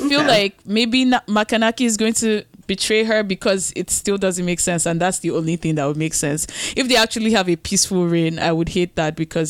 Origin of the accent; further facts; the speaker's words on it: Nigeria; as a Nigerian